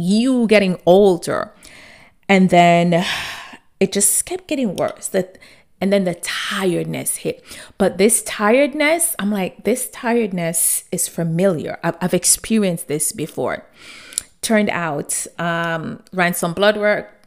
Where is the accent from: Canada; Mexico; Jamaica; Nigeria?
Jamaica; growing up in Jamaica, my grandmother had this saying